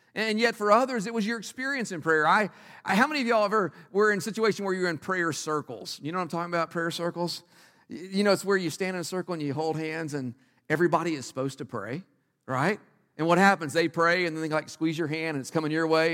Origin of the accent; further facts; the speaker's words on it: Texas, United States; moved away; I grew up in Texas.